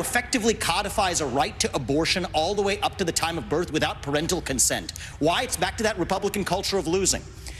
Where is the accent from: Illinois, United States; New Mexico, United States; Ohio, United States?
Ohio, United States; It was my home state of Ohio